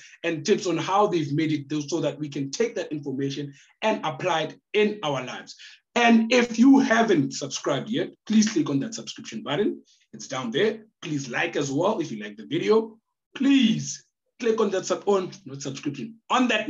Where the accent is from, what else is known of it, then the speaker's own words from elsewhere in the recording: Polokwane, Limpopo, South Africa; I actually grew up in Seshego